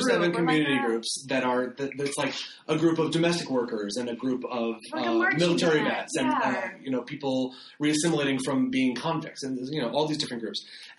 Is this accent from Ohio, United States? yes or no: yes; Ohio, United States; I grew up in Ohio